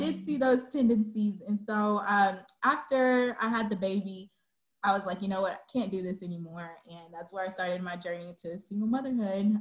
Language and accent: English; Dallas, Texas, United States; also born or lived in Georgia; I'm a Dallas, te- Texas native. I was born in Georgia, but I've been here since I was three. So this is home.